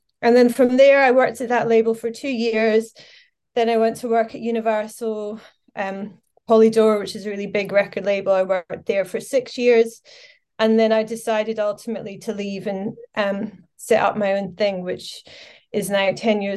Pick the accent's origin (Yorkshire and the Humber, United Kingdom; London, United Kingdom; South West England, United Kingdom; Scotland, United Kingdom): Scotland, United Kingdom; Glasgow; I'm from Glasgow originally. So I grew up in Scotland